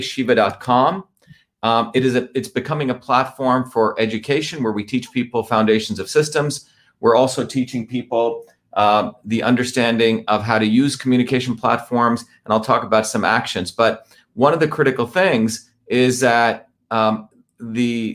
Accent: Newark, New Jersey, United States; also born or lived in Bombay, India / South India; my family came here when I was 7 years old. I grew up in New Jersey.

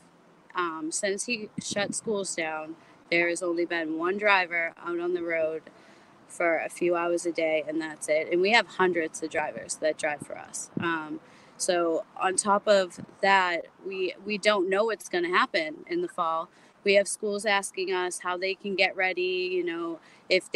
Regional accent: Charlestown, United States; I live in Charlestown. I was born and raised here

